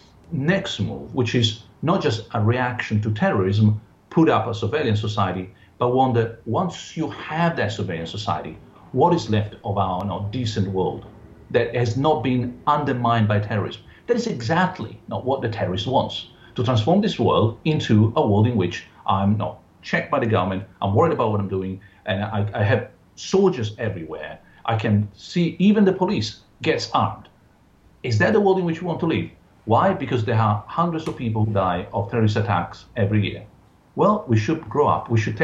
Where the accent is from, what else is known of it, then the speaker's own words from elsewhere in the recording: Italy; now in United Kingdom; I'm also a British citizen. I'm an Italian. I have double nationality